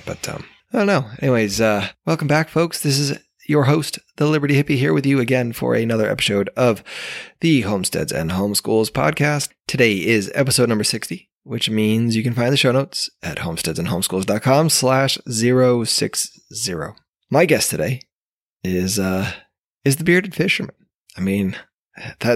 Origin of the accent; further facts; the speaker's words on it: New York, United States; moved away; my home state, I guess, of New York